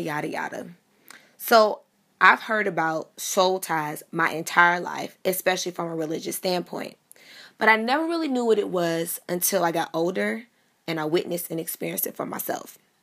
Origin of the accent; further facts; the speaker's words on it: Miami, Florida, United States; growing up in Miami, I grew up the daughter of two pastors